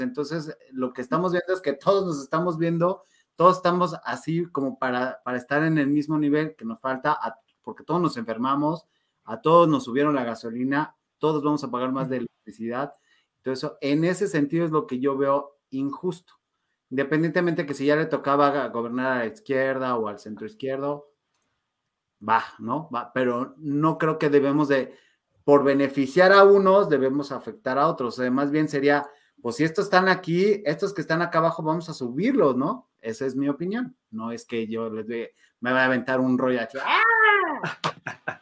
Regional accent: Mexico; somos mexicanos

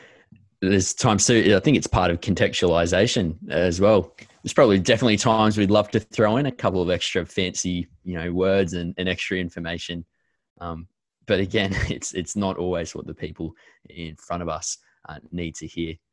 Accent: Australia; as Aussie church leaders

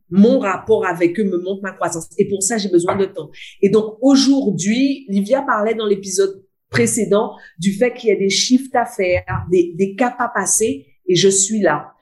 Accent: Guadeloupe; now in Réunion; je suis une Guadeloupéenne importée en pays de Bourbon. Donc, je suis une Guadeloupéenne qui vit seulement à La Réunion

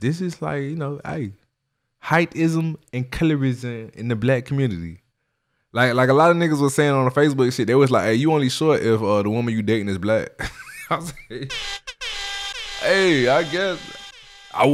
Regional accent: Miami, Florida, United States; also born or lived in Kansas City, Florida; I grew up in Miami, Florida

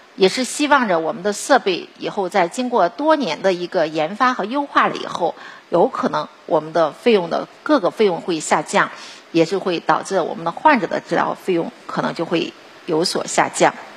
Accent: China; 我们中国人

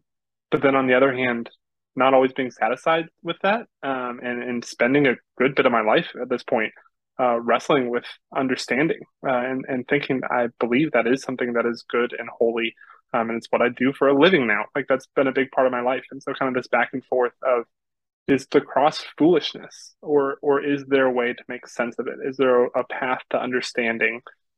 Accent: Florida, United States; I'm from Florida.

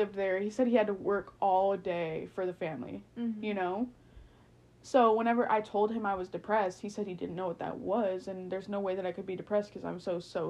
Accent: United States; I'm American and I'm so privileged

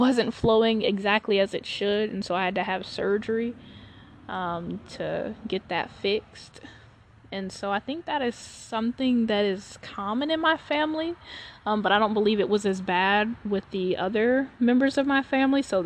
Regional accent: Charlotte, North Carolina, United States; I was born in Charlotte, North Carolina

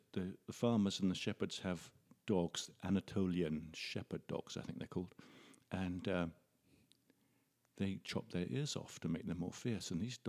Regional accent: England, United Kingdom; moved away as an adult; now in Canada; My accent belies me, I think. I came over from England when I was 25.

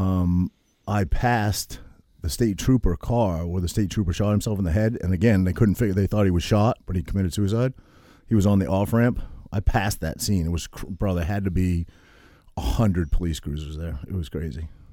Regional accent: Maine, United States; I grew up in Maine

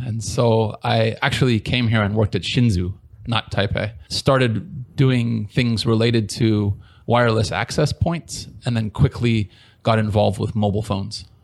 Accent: San Diego, California, United States; moved away as an adult; now in Taiwan; I'm originally from San Diego, California. I've been here for, I guess, 16 years now.

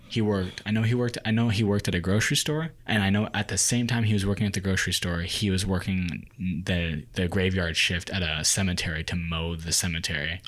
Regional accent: United States; growing up in America, growing up with an Asian culture

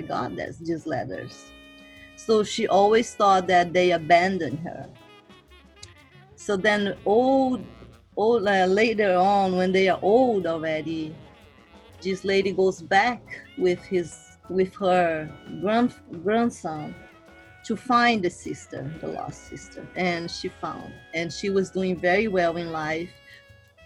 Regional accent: Brazil; moved away; I came from Brazil, I moved from country to country, I moved city to city, neighborhood to neighborhood.

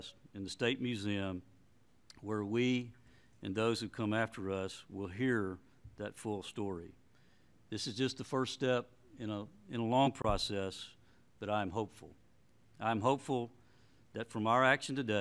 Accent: Cheatham County, Tennessee, United States; I grew up in Cheatham County in the 60s

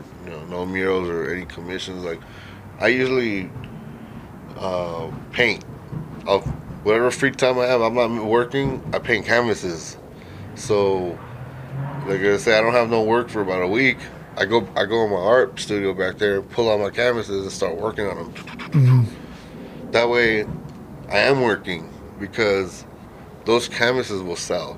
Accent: Rialto, California, United States; also born or lived in San Bernardino, California; I grew up in Rialto, California

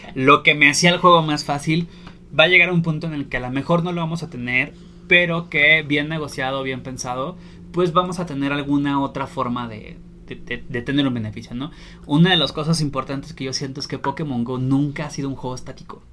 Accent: Torreón, Coahuila, Mexico; moved away; yo soy originario de Torreón

